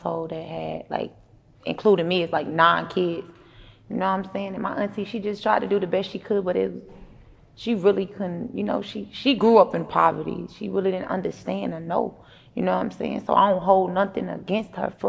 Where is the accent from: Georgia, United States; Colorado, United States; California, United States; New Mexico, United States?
Georgia, United States; Atlanta; Me growing up on Cleveland